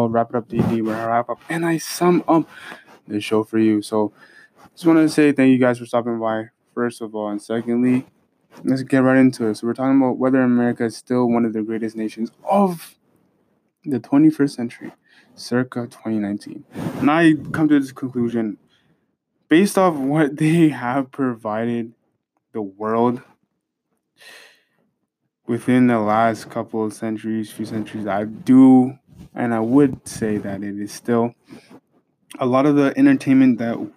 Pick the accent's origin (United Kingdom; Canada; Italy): Canada; as a Canadian